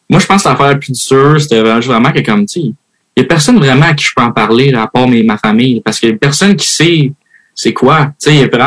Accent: Switzerland; also born or lived in United States; now in Canada; je vais à USA, je viens de la Suisse, je suis au Québec, tout.

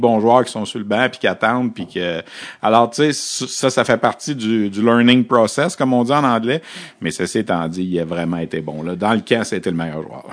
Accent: Quebec, Canada; quand on vient du Québec

